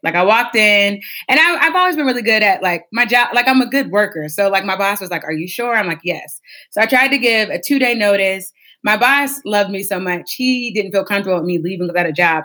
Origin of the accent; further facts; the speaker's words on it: Warren, Ohio, United States; I'm from a small town. It's called Warren. It's towards Youngstown in Ohio, but it's not Youngstown. It's Warren. People get that mistaken a lot. And so I grew up in Warren